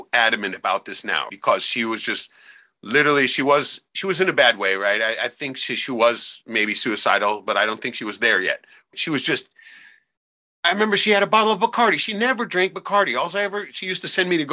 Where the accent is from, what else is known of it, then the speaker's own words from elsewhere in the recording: Anchorage, Alaska, United States; the house I grew up in Anchorage